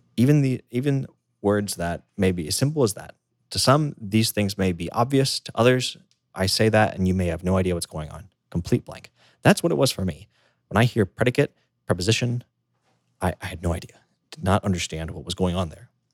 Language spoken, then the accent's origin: English; United States; first language English; moved away; growing up in the United States, living there